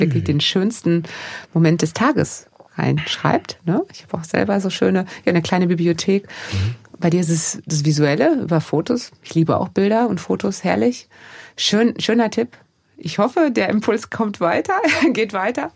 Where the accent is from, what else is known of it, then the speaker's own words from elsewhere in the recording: Germany; hier bei uns in Deutschland